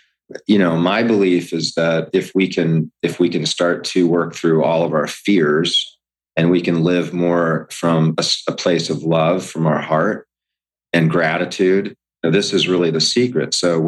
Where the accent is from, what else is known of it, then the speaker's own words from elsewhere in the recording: Hawaii, United States; also born or lived in Camp Lejeune, United States; I grew up in Hawaii. My father was in the military. Before we moved out to Hawaii, I was actually raised in Camp Lejeune